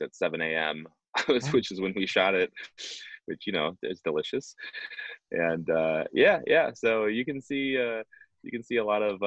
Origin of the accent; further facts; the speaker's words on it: Minneapolis, Minnesota, United States; I'm from Minneapolis